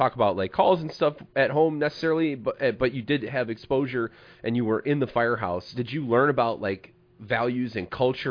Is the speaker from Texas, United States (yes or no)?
no; Illinois, United States; we're from Illinois